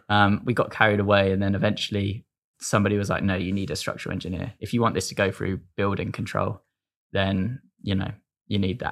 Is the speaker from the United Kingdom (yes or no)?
yes; Devon, South West England, United Kingdom; I'm from Devon